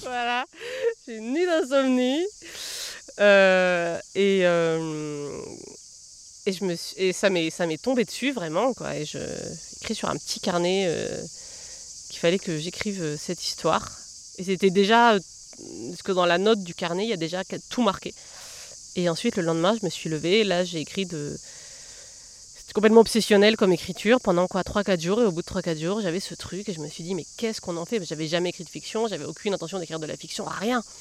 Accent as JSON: {"language": "French", "region": "southern Massif Central", "country": "France", "tie": "born or raised there", "also_born_or_lived": "Lozère / Colombia", "said": "je suis née là-haut, dans le sud du Massif central, mais dans un, dans un endroit où en fait, je me suis jamais sentie euh, très chez moi"}